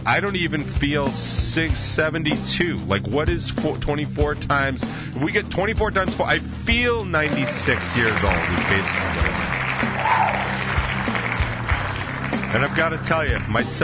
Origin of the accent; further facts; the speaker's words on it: United States; I'm in America. I'm American as fuck